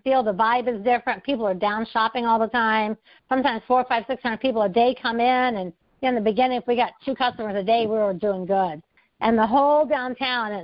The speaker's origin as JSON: {"language": "English", "town": "West Milton", "region": "Ohio", "country": "United States", "tie": "born or raised there", "said": "I'm from West Milton, Ohio. So we were both raised in the Midwest"}